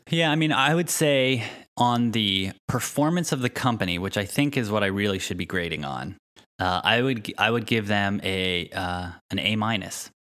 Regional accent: East Coast, United States; the homes we grew up in on the East Coast

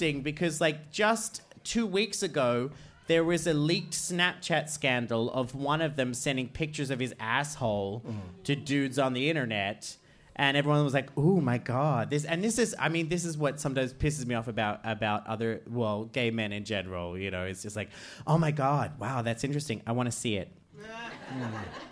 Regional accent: Australia; now in Iceland; I'm Australian

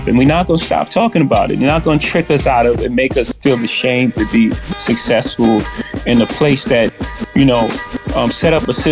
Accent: New York City, New York, United States; I come from Marcy Projects. In my first house, 615 Lexington Avenue, my grandmother's house

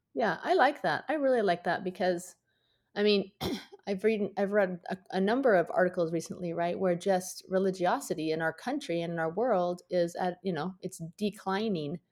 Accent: outside Seattle, Washington, United States; I grew up outside Seattle

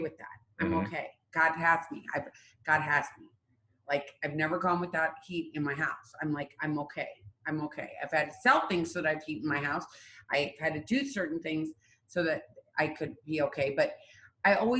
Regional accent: Midwest, United States; I'm from the Midwest.

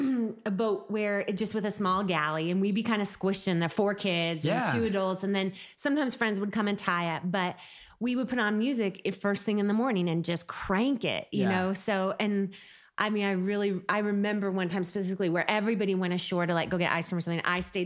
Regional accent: Pacific Northwest, United States; For the first part of my life, till I was like 6 or 7, we went out, we went on that boat a lot.

